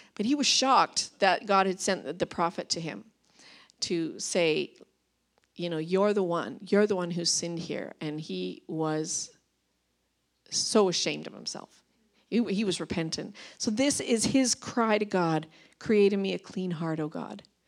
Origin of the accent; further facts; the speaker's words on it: Vancouver Island, British Columbia, Canada; moved away as an adult; now in Revelstoke, Canada; I'm from Vancouver Island